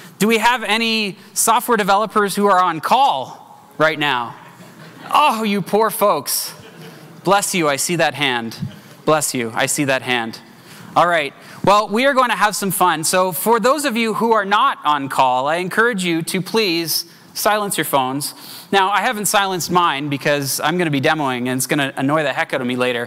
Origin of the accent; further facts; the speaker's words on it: Canada; As a Canadian